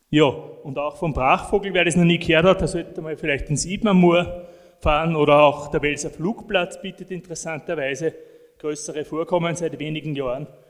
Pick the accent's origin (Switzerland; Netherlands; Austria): Austria; northern edge of the Alps; da, wo ich herkomme, aus dem nördlichen Alpenrand